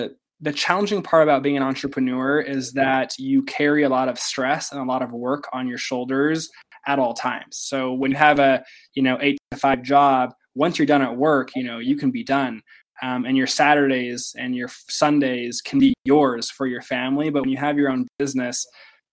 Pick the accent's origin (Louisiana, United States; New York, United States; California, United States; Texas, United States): California, United States; Simi Valley; moved away as an adult; also born or lived in Utah; I was born and raised in Southern California in Ventura County, Simi Valley, and I moved to Utah for school